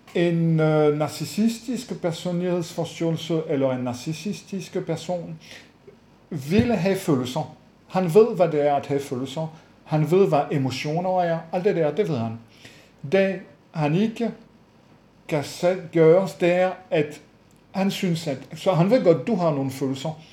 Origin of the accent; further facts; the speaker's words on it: France; moved away; jeg er franskfødt